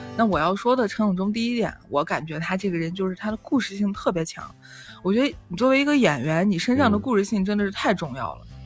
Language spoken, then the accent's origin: Chinese; Northwest China, China; 我们是西北人